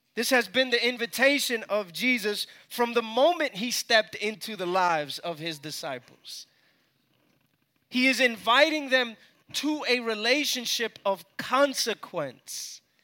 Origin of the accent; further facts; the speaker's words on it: New York City, New York, United States; moved away as an adult; now in Atlanta, United States; I was born and raised in New York